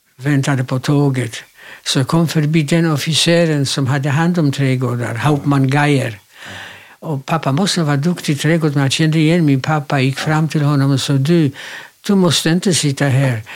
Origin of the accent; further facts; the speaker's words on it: Łódź, Łódź Voivodeship, Poland; also born or lived in Kielce, Poland; now in Sweden; Jag är född i Polen, i en stad som heter Łódź, Lodz på svenska.